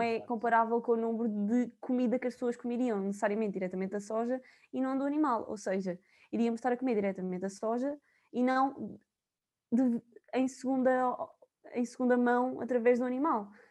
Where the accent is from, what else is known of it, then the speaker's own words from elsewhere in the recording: São João da Pesqueira, Viseu, Portugal; moved away as an adult; now in Coimbra, Portugal; eu sou de São João da Pesqueira, duvido que conheçam, mas é da zona de Viseu